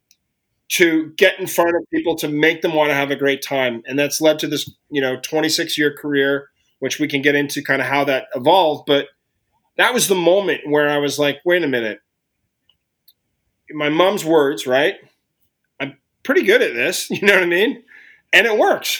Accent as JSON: {"language": "English", "town": "Ottawa", "region": "Ontario", "country": "Canada", "tie": "born or raised there", "said": "growing up in Ottawa and where it took me. And I'm from Ottawa, Canada"}